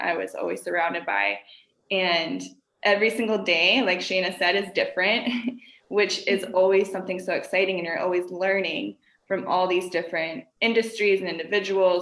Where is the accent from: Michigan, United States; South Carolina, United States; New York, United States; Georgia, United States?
South Carolina, United States; now in Miami, United States; I'm actually from South Carolina originally. So when I moved to Miami